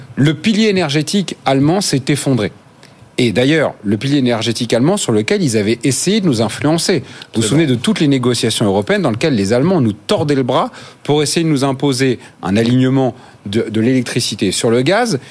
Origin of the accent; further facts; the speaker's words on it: Normandy, France; je viens de Normandie